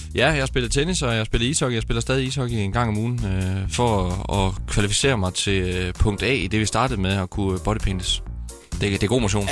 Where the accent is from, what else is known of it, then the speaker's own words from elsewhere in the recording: Herning, Central Denmark Region, Denmark; moved away; jeg er stolt af, hvor jeg kommer fra